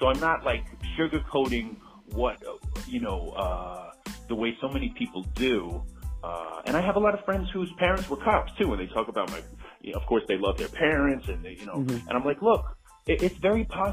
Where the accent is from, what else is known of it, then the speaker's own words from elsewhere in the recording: New York City, New York, United States; I grew up in Belrose, Queens